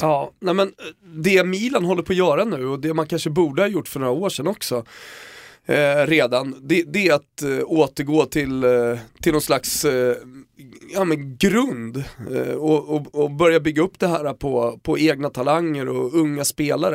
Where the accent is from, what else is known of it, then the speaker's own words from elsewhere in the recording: Sweden; jag var från Sverige